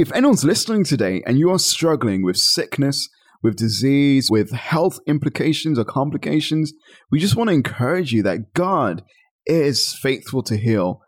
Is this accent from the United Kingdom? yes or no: yes; Birmingham, West Midlands, United Kingdom; I was born and raised in Birmingham, England